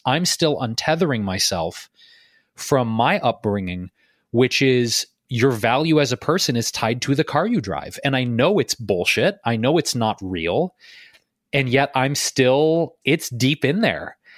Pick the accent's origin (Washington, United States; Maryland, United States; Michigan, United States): Michigan, United States; Detroit; I'm also a Midwesterner, by the way, Meredith. I, I grew up in Detroit